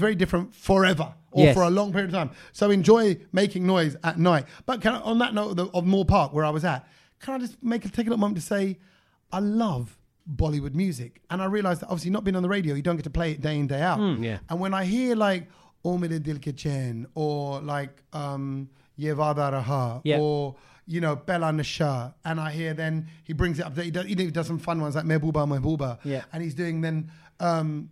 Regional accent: United Kingdom; I'm not born and raised in India. I'm born and raised here

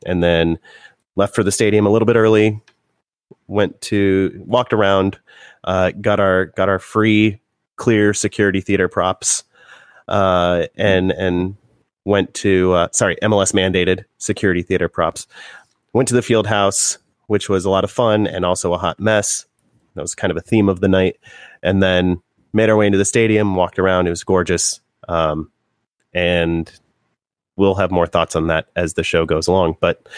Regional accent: Indiana, United States; born or raised there

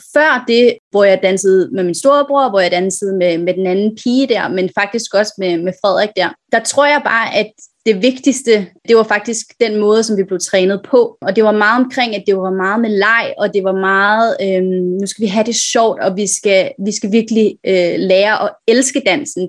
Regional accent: Virum, Capital Region of Denmark, Denmark; moved away as an adult; now in Hong Kong; jeg er fra Virum, øh, lidt uden for København

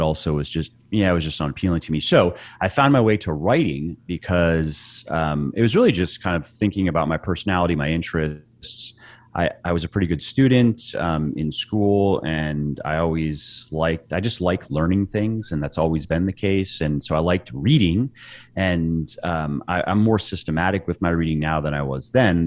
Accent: Clearwater, Florida, United States; moved away as an adult; also born or lived in Los Angeles, California / Northern Virginia; now in Virginia, United States; I was born in Florida, uh, mm-hmm. in a little beach town called Clearwater.

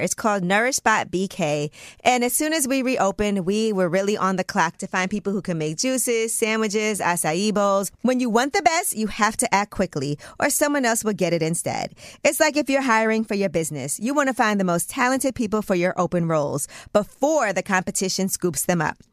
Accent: New York City, New York, United States; as a New Yorker

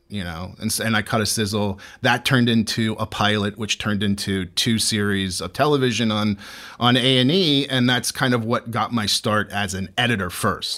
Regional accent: St. Petersburg, Florida, United States; I was born and raised in, in Saint Pete, Florida

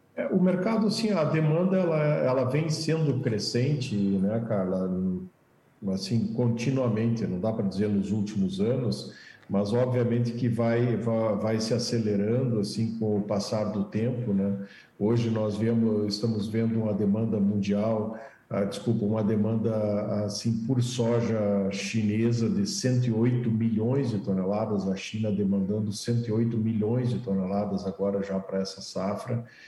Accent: Brazil; que bom que nós estamos no Brasil, que bom que somos brasileiros

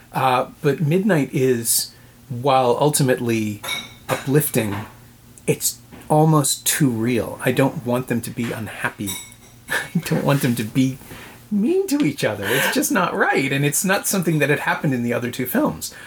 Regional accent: Toronto, Ontario, Canada; born and raised in Toronto but New York is home

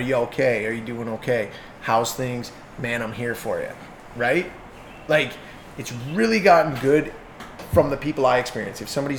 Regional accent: Hamilton, Ontario, Canada; I'll say this just to represent my hometown, and we've seen them come from Hamilton.

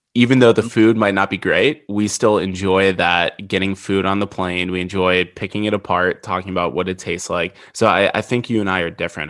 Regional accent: Midwest, United States; I grew up in the Midwest.

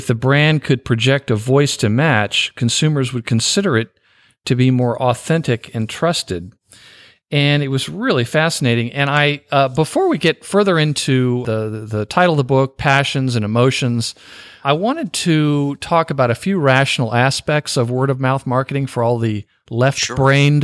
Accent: the South, United States; I'm a Southerner

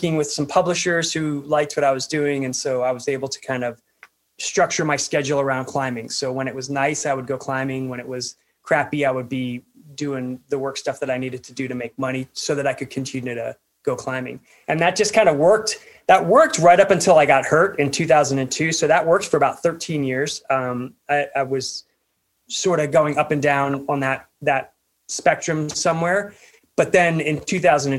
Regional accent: Pennsylvania, United States; I grew up in Pennsylvania, so not a lot of climbing there

